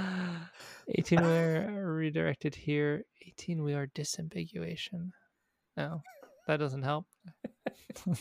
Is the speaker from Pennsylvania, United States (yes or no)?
no; Tennessee, United States; Growing up in Tennessee